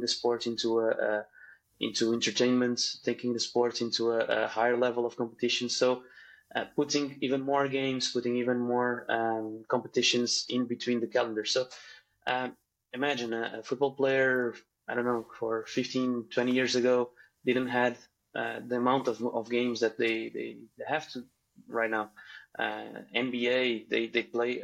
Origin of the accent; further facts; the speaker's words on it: Portugal; I'm a physiotherapist from Portugal